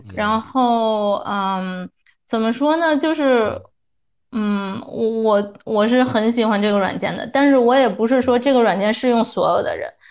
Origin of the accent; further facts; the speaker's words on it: Beijing, China; moved away as an adult; now in Chicago, United States; 因为我是北京人